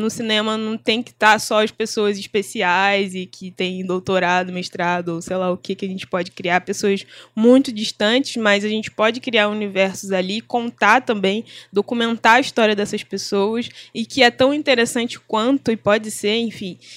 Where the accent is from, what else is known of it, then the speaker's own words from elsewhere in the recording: Nova Iguaçu, Rio de Janeiro, Brazil; onde eu estudei e onde eu fui nascida e criada em Nova Iguaçu